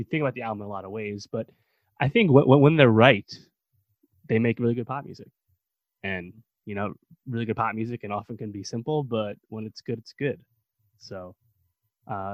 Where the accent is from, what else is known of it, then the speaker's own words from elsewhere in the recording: United States; as an American